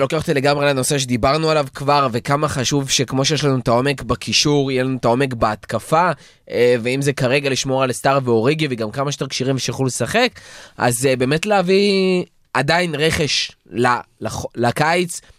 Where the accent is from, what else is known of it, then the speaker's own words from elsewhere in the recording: Israel; בתור ישראלים